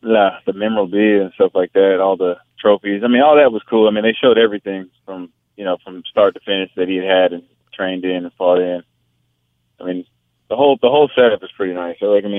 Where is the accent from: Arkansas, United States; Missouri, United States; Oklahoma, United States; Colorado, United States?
Arkansas, United States; Pine Bluff; born there; also born or lived in Hawaii / North Carolina / California; Well, no, I was born in Pine Bluff. I'm product of the United States Marine. I lived all over.